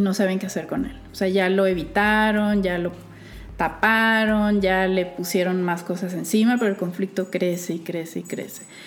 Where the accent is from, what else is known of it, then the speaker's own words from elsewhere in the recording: Culiacán, Sinaloa, Mexico; moved away; Soy de Culiacán. Vengo muy orgullosa de mi estado y su capital